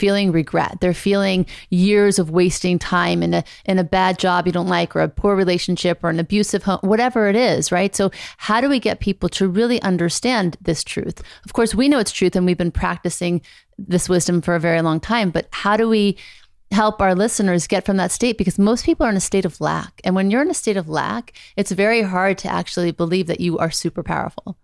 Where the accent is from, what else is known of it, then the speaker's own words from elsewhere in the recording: Beverly Hills, California, United States; also born or lived in Thibodaux, Louisiana; I grew up mostly in Beverly Hills.